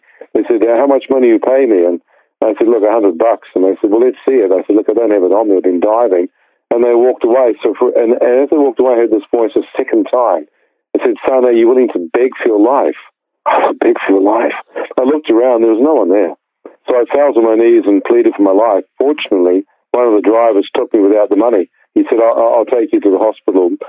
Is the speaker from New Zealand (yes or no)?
yes; New Zealand; I was born in New Zealand